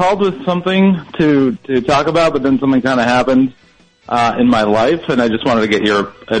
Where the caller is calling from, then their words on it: Chicago, Illinois, United States; calling from Chicago.